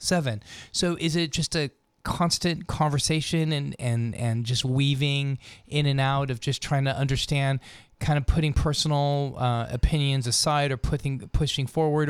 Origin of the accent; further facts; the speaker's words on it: Los Angeles, California, United States; moved away; the L A Unified School District, which is where I went to school, uh, in, uh, growing up in Los Angeles